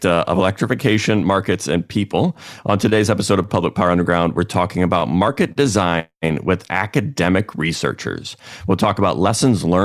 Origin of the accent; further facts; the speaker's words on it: United States; I'm an American